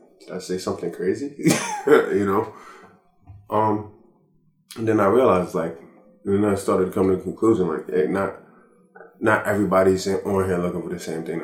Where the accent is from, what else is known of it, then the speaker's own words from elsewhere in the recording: United States; As an American